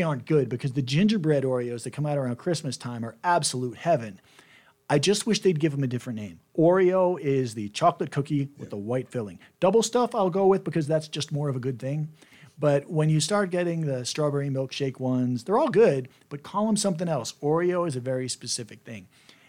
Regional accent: New Jersey, United States; when I was growing up in New Jersey

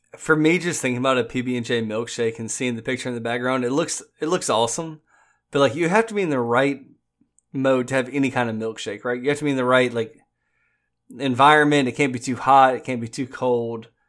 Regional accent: the South, United States; at least in my hometown, I live in the South.

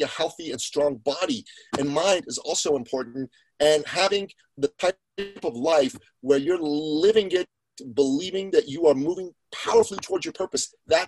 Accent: Iran; moved away; Well, my family comes from Iran. We're Christians from Iran, ethnic Assyrians on my father's side. And we came here right after the Iranian Revolution.

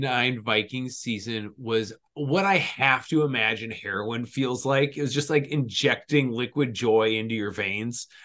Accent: Minnesota, United States; We're from Minnesota

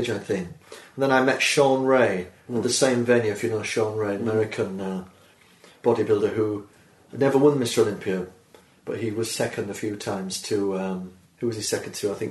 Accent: Birmingham, West Midlands, United Kingdom; I'm from Birmingham, England, of course.

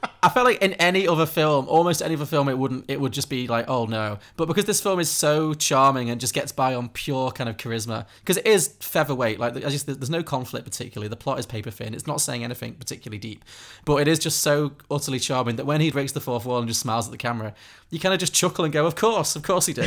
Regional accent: Liverpool, North West England, United Kingdom; I grew up in Liverpool

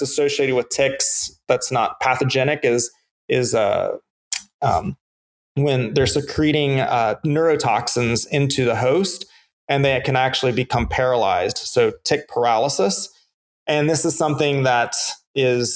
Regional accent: the South, United States; as a good Southerner

